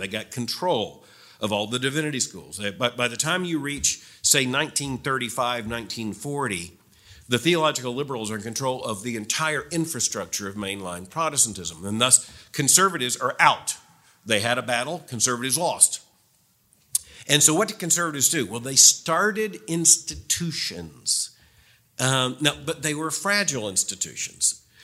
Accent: Florida, United States; moved away; I grew up in Florida, so the history's shorter.

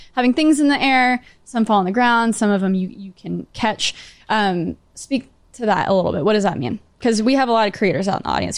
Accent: Grapevine, Texas, United States; now in New York City, United States; I'm from Great Vine

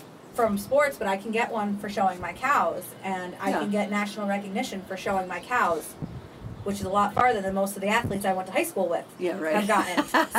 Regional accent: South Kingstown, Rhode Island, United States; I grew up in South Kingstown. I'm about as South Kingstown as you get. My family had our farm there for, well, we still own the farm, so it's 120 years as of next Saturday

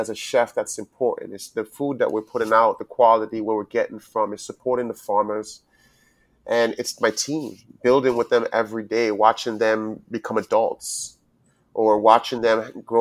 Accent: U.S. Virgin Islands; also born or lived in Charleston; growing up as a Virgin Islander, it's a different aspect as being American, but it's still a part of America.

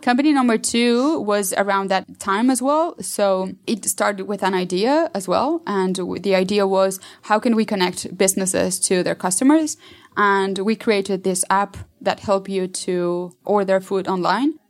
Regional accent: Mexico City, Mexico; I'm from Mexico City

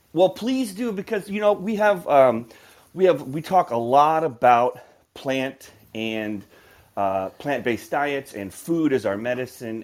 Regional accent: Midwest, United States; I grew up in the Midwest

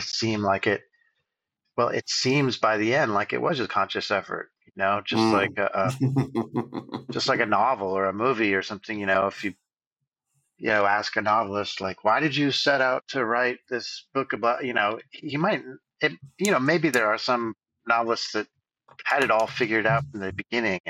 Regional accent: Fairfax, California, United States; also born or lived in Bolinas, California / Bay Area; I officially grew up in Fairfax

